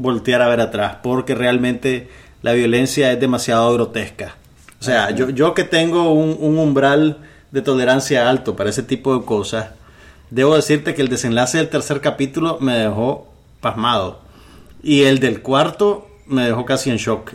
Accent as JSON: {"language": "Spanish", "country": "Nicaragua", "said": "somos los nicaragüenses"}